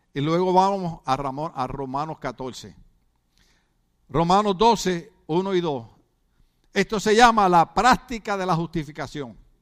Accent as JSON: {"language": "Spanish", "country": "Puerto Rico", "moved": "yes", "lives_now": "United States", "said": "lo nervioso que somos los boricuas"}